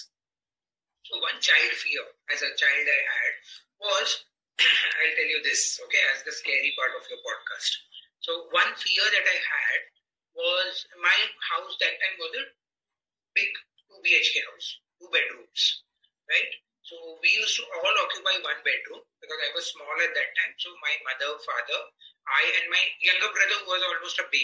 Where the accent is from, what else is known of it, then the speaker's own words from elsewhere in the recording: Mumbai, Maharashtra, India; we grew up in the 75 and 80s, you know, in the 80s, Mumbai, I come from Mumbai